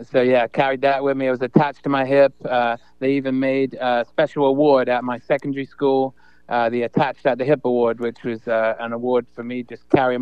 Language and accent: English; Southampton, South East England, United Kingdom; moved away as an adult; also born or lived in Eastleigh; now in Ohio, United States; I'm basically too American to be English and too English to be American. So I grew up in Southampton on the south coast of England.